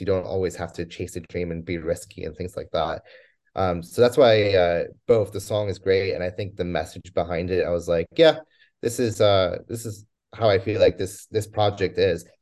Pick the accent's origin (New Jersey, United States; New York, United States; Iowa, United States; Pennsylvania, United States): New Jersey, United States; moved away as an adult; also born or lived in Poland / Scotland; after growing up in New Jersey, I was the first one in my family born